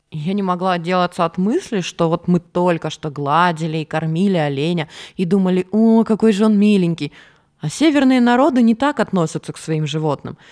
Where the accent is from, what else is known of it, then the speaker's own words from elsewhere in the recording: Norilsk, Krasnoyarsk Krai, Russia; moved away; Я выросла в Норильске, и у нас там бывало дуло так, что люди летали